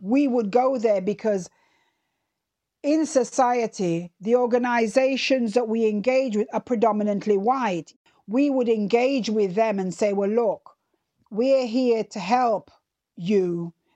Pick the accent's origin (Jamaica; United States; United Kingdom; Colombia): Jamaica; moved away; I remember as a child growing up in Jamaica